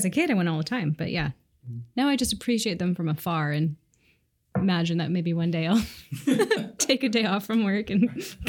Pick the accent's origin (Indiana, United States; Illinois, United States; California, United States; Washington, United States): Washington, United States; Seattle; I'm a designer here at Board & Vellum. I live in the Old Ballard neighborhood and I grew up here in Seattle.